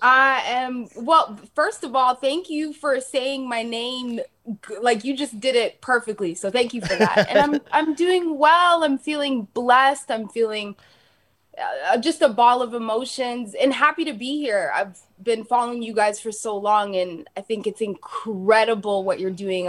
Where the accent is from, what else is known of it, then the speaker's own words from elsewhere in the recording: Toronto, Ontario, Canada; also born or lived in Calgary, Alberta; I grew up in Dixon